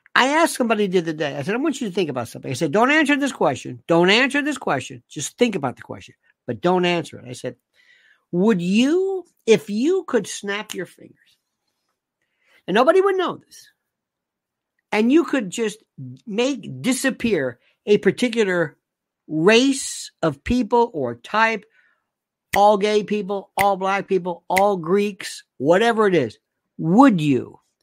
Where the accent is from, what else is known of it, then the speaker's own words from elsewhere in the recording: the South, Florida, United States; moved away; also born or lived in Northeast US; I loved when I was in growing up in the South, uh, and people think Florida